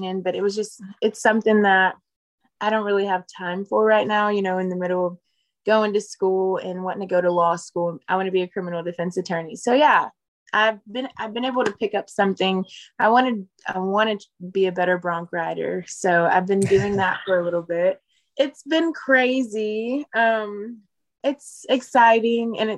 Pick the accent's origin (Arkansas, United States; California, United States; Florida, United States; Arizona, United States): Arkansas, United States; Fort Smith; I grew up in Fort Smith, Arkansas. I'm born and raised there.